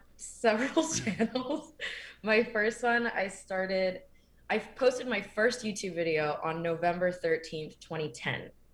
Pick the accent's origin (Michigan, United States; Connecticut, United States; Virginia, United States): Connecticut, United States; Windsor; also born or lived in Maryland; I grew up in Connecticut. Um, so I moved there in fourth grade